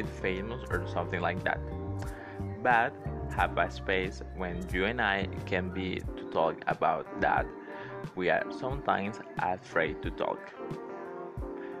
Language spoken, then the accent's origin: English; Venezuela; first language Spanish; English is a second language; I'm from Venezuela